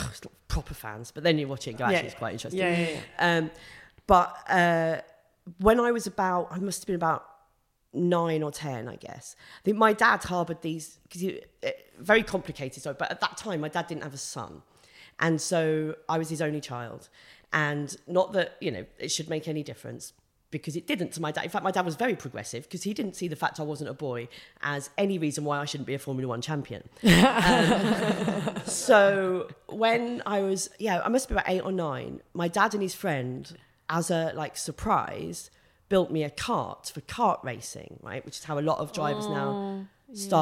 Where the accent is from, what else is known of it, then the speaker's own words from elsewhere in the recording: Kent, South East England, United Kingdom; I grew up in Kent, very near Brands Hatch